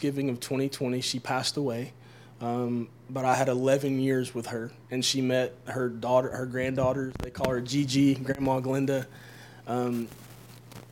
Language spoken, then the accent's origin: English; Tennessee, United States; I grew up in Tennessee